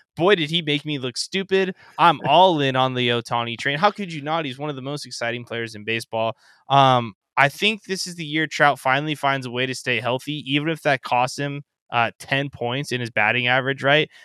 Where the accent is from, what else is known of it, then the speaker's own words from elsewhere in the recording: Anaheim, California, United States; I grew up in Southern California, about ten minutes away from the Big